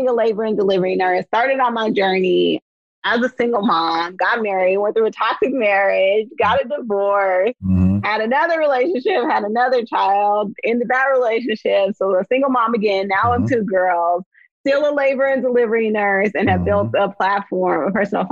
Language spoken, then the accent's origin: English; Oakland, California, United States; I'm from the San Francisco Bay Area, born and raised in Oakland